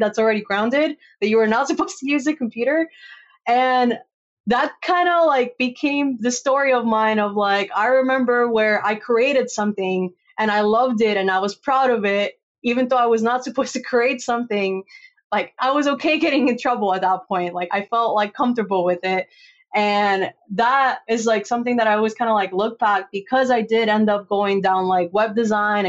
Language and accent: English; Costa Rica; moved away; also born or lived in California; I grew up in Costa Rica.